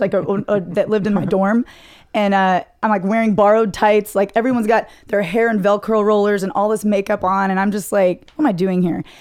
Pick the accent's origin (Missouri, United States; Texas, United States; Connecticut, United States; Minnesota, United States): Texas, United States; Plano; I grew up in Dallas, grew up in Plano, North Dallas